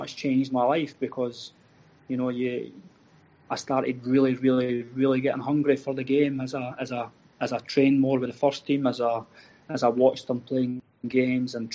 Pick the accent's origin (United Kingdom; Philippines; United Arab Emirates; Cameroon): United Kingdom; Falkirk, Scotland; I'm originally from Falkirk. I supported Falkirk when I was a kid